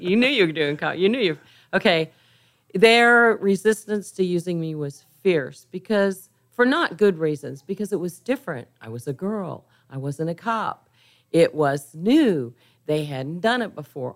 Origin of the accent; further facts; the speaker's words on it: Kansas, United States; also born or lived in San Antonio, Texas; now in Houston, United States; I'm from Kansas